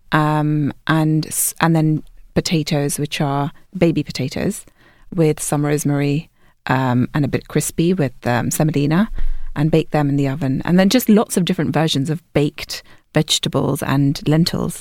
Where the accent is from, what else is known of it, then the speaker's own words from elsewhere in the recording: London, United Kingdom; I'm from London